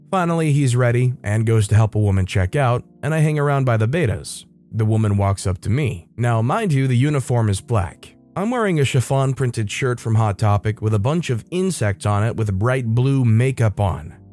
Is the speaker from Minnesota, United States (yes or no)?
yes; Minnesota, United States; I'm extremely rude compared to the normal hospitality of the South. I'm from Minnesota, where people are polite by curt.